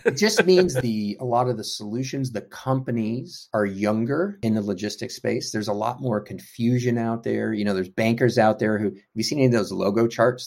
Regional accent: Houston, Texas, United States; moved away as an adult; also born or lived in North Carolina; So I grew up in Houston, Texas. I'm a Texan.

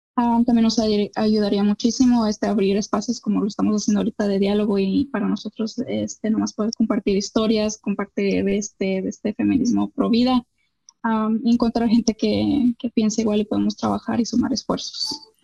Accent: Mexico; como mexicana

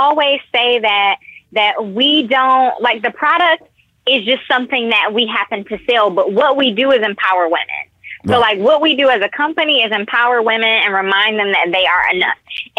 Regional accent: Detroit, Michigan, United States; Now, I'm from Detroit, so Detroit is one of the blackest cities in America, if not the blackest city in America.

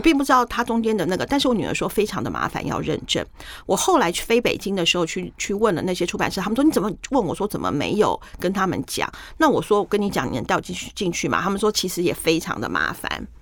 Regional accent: Taiwan; 那我是台湾来的

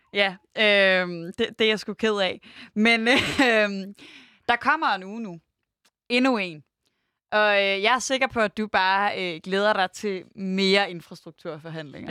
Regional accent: Denmark; vi som danskere altså vi i Danmark

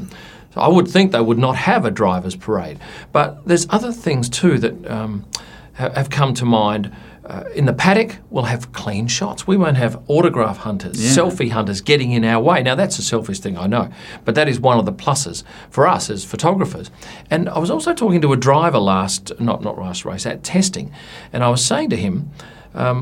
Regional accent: Adelaide, South Australia, Australia; where I grew up in Adelaide

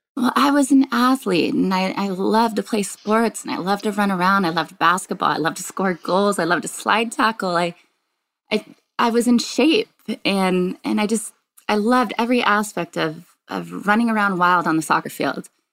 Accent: Richland, Washington, United States; I grew up in a very small town on the eastern part of the state of Washington, a little town called Richland, Washington.

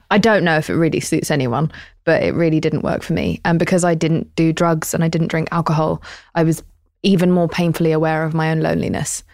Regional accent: United Kingdom; I'm British.

